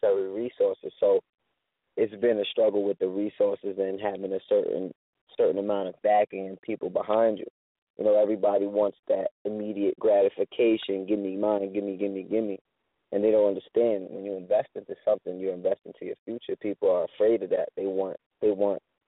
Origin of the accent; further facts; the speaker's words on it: Yonkers, New York, United States; also born or lived in California; I was born in California. I moved to Yonkers when I was 3